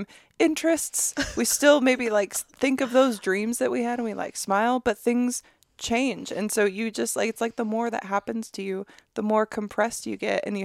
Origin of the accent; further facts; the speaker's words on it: Michigan, United States; moved away; also born or lived in California; I grew up in Michigan, and I always wanted to move out to California